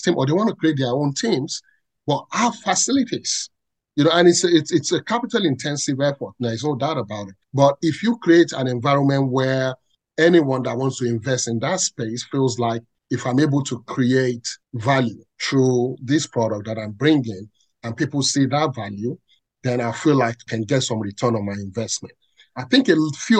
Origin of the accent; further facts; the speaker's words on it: Ibadan, Oyo, Nigeria; I grew up in Ibadan, born and bred in Ibadan.